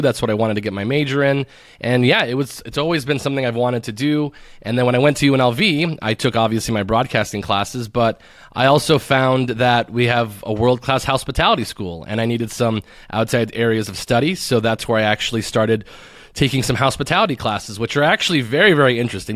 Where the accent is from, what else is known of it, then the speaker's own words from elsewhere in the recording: Tucson, Arizona, United States; moved away as an adult; now in Las Vegas, United States; I'm originally from Tucson, Arizona, which is a small town that everybody tries to get out of.